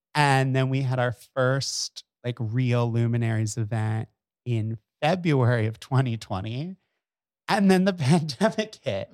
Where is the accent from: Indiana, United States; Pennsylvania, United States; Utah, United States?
Pennsylvania, United States; Bucks County; now in New York, United States; I grew up in Bucks County